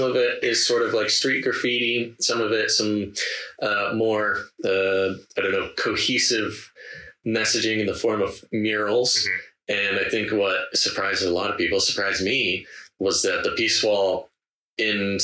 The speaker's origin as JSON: {"language": "English", "country": "United States", "said": "I'm American"}